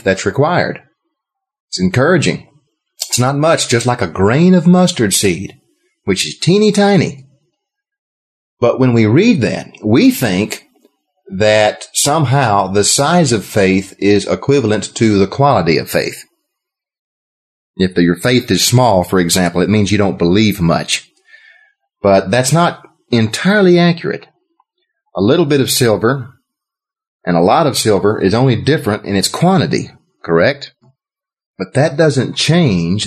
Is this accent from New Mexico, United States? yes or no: no; Texas, United States; I'm from Texas